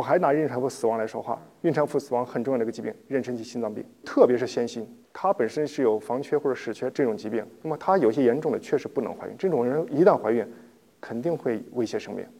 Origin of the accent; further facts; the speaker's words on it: China; 我们中国人